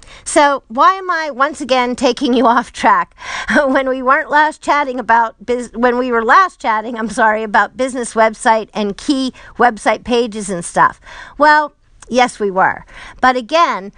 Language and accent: English; Pittsburgh, Pennsylvania, United States; I'm from Pittsburgh